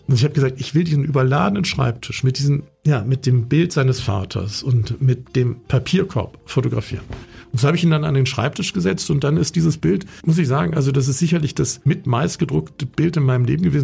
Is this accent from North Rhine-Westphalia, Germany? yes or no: yes; Bonn, North Rhine-Westphalia, Germany; also ich bin in Bonn aufgewachsen